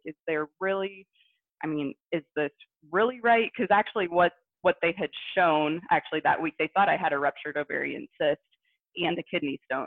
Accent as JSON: {"language": "English", "region": "Southwest Ohio", "country": "United States", "said": "I'm actually from Southwest Ohio area"}